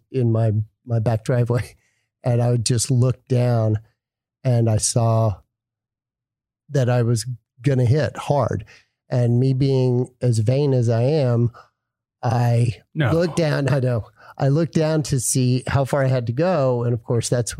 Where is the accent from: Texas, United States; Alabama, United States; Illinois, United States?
Texas, United States; Dallas; moved away as an adult; also born or lived in Miami / Los Angeles; Born and raised in Dallas